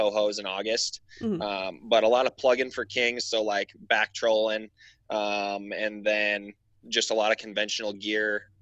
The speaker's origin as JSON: {"language": "English", "region": "Wisconsin", "country": "United States", "tie": "born or raised there", "also_born_or_lived": "Alaska", "said": "I grew up in Wisconsin"}